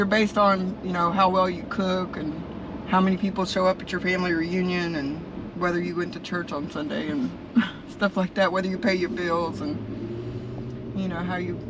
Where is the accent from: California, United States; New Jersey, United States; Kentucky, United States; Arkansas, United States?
Arkansas, United States; Little Rock; moved away as an adult; now in Florida, United States; Originally from Little Rock, Arkansas.